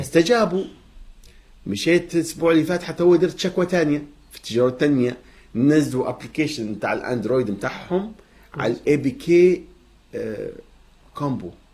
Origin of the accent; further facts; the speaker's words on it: Libya